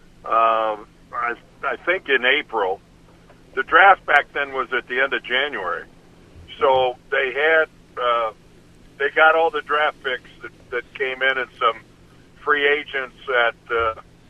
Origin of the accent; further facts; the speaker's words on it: Ohio, United States; moved away as an adult; I grew up in Ohio